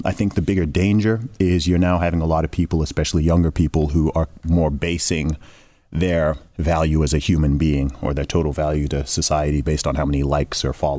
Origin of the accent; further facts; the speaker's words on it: Saudi Arabia; growing up in Saudi Arabia, I've known lots of American people from the beginning.